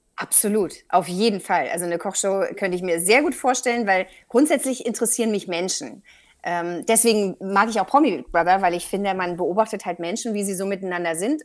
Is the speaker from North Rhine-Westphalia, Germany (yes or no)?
no; Berlin, Germany; Ich bin in Berlin-Charlottenburg groß geworden.